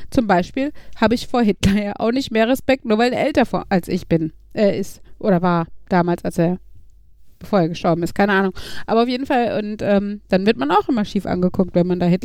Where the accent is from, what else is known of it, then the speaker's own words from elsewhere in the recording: North Rhine-Westphalia, Germany; mein Wohnort also da, wo ich aufgewachsen bin, näher am Parkstadion gewesen als die Gelsenkirchener Innenstadt. Weil okay. die Arena ist ja eher Gelsenkirchen-Bur und Bur ist halt direkt neben Gladbeck.